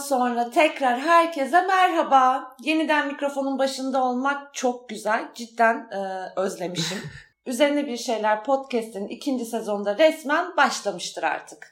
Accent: Istanbul, Turkey; moved away as an adult; now in Ankara, Turkey; İstanbul'da büyüdüm ama 18 yaşında ayrıldım oradan ve Ankara'ya taşındım.

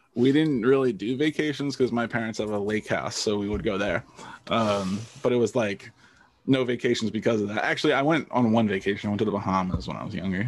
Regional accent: New Jersey, United States; I, I grew up in New Jersey, so pretty normal, like suburban

